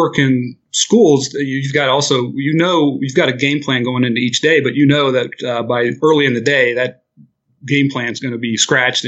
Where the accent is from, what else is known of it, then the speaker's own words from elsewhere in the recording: Middletown, Ohio, United States; also born or lived in Dayton, Ohio; I'm from a city called Middletown, which is named that because it's directly between Cincinnati and Dayton. And that's where I grew up and lived there pretty much through high school